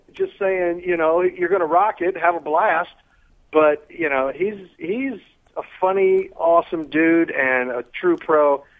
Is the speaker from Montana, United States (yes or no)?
no; Kansas City, Kansas, United States; moved away; I'm from Kansas City